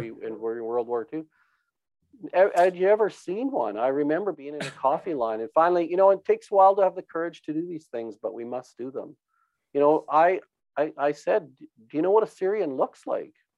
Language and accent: English; Brooks, Alberta, Canada; born and raised on a farm uh, here north of Brooks. Um, did all my schooling in the area